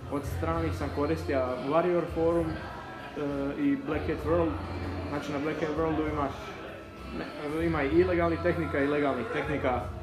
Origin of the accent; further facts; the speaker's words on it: Zadar, Zadar County, Croatia; imam 20 godina, dolazim iz Zadra.